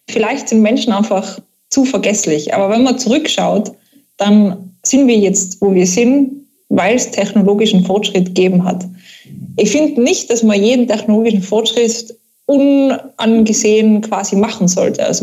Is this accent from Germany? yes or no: no; Austria; da sind wir bei uns in Österreich sehr gefährdet